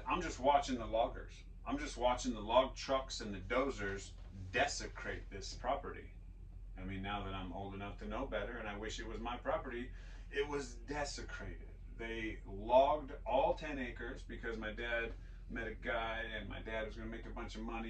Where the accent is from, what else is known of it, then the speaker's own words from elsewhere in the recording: Vancouver, Washington, United States; So we go to Vancouver, Washington, rent a house, and I grew up in Vancouver, Washington for my preteens.